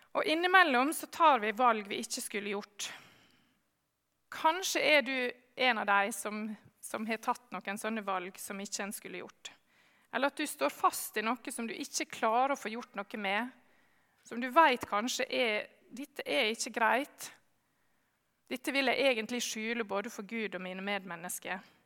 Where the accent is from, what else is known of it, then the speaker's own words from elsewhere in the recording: Sjøholt, Møre og Romsdal, Norway; Jeg har vokst opp eh, på Sjøholt på Sunnmøre